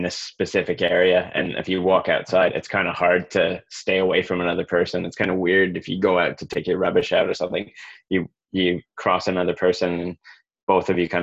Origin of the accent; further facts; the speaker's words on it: Lake Erie, Great Lakes, Ontario, Canada; moved away as an adult; also born or lived in Scotland / Blenheim, New Zealand; I grew up on the Great Lakes in Canada. So I grew up on Lake Erie